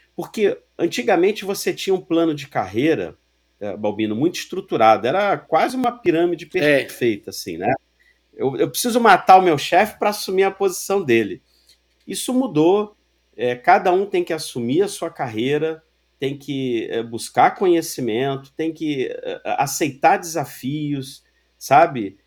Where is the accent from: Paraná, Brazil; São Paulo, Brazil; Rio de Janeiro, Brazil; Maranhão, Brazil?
Rio de Janeiro, Brazil; Sou carioca, torcedor do América